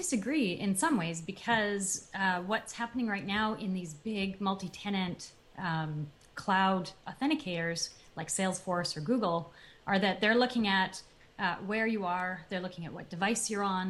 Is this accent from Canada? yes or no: yes; Canada; now in United States; a Canadian, so I'm originally from Canada.